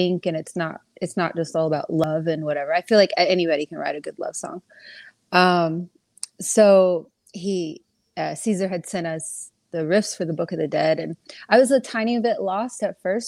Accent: Dallas, Texas, United States; moved away as an adult; now in Los Angeles, United States; I'm from Dallas originally, and was in a bunch of bands out there. And in 2019, I decided to make my way to California.

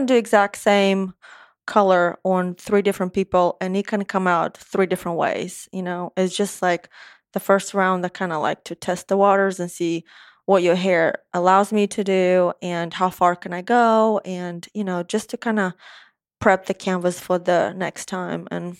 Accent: Moldova; first language Romanian; English is a second language; moved away as an adult; also born or lived in Gulfport, Mississippi; now in Nashville, United States; I was born in Moldova. Moldova is a tiny country, is a third of Tennessee.

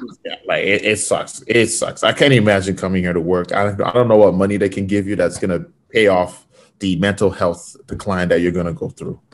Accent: Fort McMurray, Alberta, Canada; now in Vancouver, Canada; growing up in Fort Mac was the Wild West.

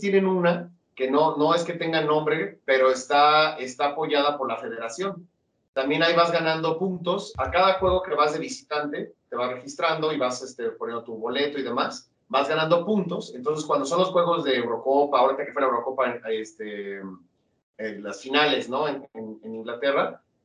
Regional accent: Mexico; siempre somos más mexicanos

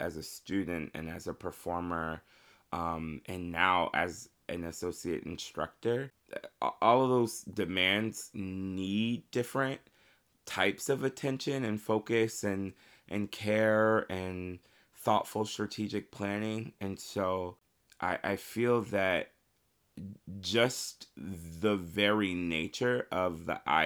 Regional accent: Marion, Indiana, United States; I am from Marion, Indiana. I started singing with my great-grandmother in our church choir, Calvary Missionary Baptist Church in Marion, Indiana. And I was probably maybe 3 or 4 at the time

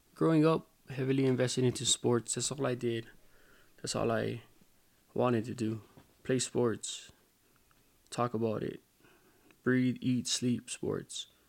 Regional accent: Hawaii, United States; moved away as an adult; also born or lived in Hayward, California; now in Las Vegas, United States; I was born in Hayward, California, lived minutes from the Oakland Coliseum, eventually moved to Hawaii

